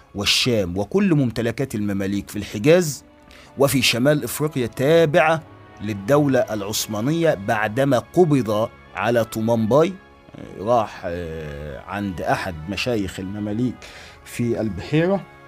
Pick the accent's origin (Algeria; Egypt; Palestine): Egypt; عندنا في مصر هنا